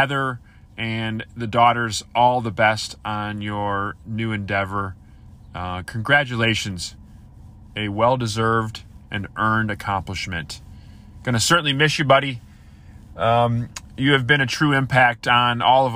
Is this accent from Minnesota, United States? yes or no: yes; Minnesota, United States; I'm from Minnesota